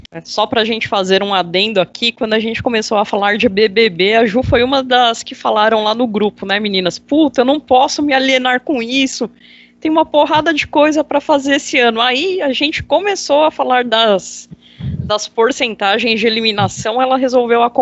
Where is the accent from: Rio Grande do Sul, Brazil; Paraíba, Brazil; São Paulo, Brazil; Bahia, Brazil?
São Paulo, Brazil; interior of; sou do interior de São Paulo